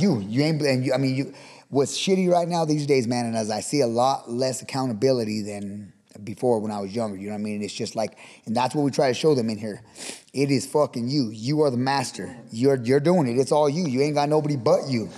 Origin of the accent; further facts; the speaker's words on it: Pueblo, Colorado, United States; now in Fort Morgan, United States; We grew up in uh, in Pueblo and on the south side in uh, the Pueblo Village apartments and the projects on the south side